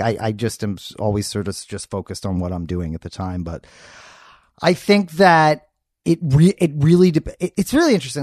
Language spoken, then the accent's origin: English; New York City, New York, United States; moved away as an adult; also born or lived in Philadelphia; now in Los Angeles, United States; I was born in Philadelphia, uh, and then very quickly moved to New York City